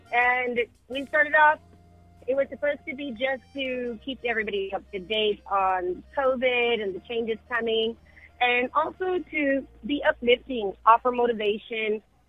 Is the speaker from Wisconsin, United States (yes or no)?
no; Washington, United States; moved away as an adult; now in Austin, United States; I'm from Washington State, born and raised.